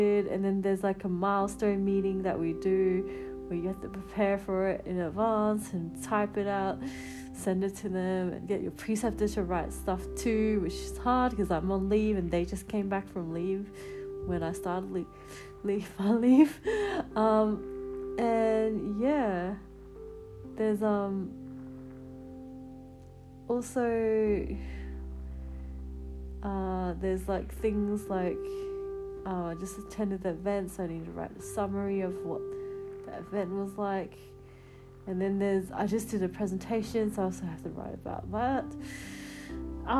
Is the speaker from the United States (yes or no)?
no; South Australia, Australia; now in Melbourne, Australia; my hometown, South Australia